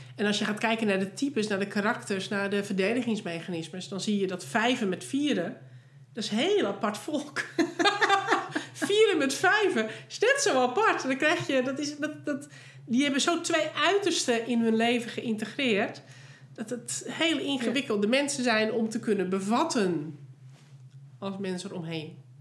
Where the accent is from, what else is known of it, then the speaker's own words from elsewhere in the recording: Netherlands; wij voelen niet als Nederlander